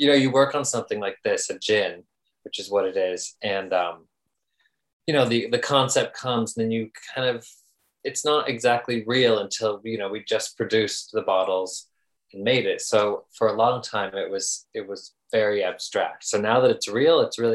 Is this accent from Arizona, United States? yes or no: yes; Flagstaff, Arizona, United States; moved away as an adult; also born or lived in New York / Europe; now in Tucson, United States; I grew up in Flagstaff and now I live in Tucson, but I lived in New York for a long time, in Europe as well